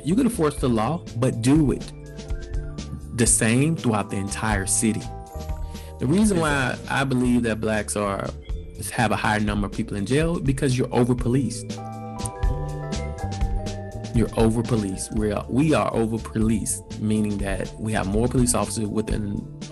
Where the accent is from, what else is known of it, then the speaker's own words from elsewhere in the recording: Alabama, United States; moved away as an adult; now in Japan; growing up in the South